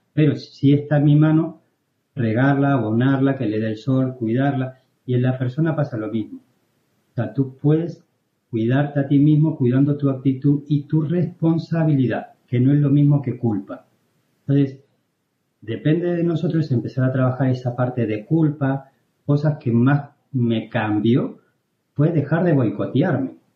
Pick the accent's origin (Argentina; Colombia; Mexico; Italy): Argentina; moved away as an adult; now in Spain; yo me fui de Argentina